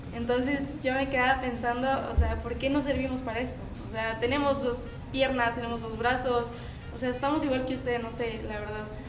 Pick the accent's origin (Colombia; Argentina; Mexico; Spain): Mexico; Ciudad Juárez, Chihuahua; Yo soy de Ciudad Juárez, Chihuahua